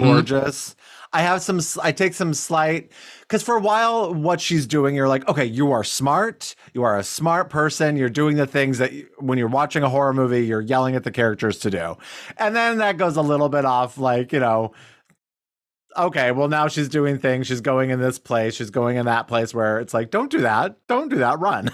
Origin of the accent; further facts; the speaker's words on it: Detroit, Michigan, United States; we're from Detroit